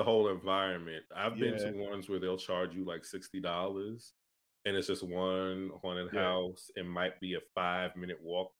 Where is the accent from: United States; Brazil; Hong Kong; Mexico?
United States; Northeast; Yeah, I'm from the Northeast.